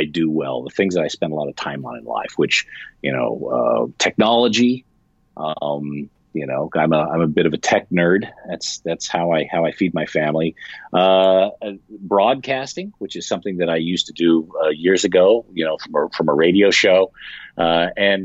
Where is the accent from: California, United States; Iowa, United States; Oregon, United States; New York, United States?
California, United States; San Francisco Bay Area; I grew up in the San Francisco Bay Area.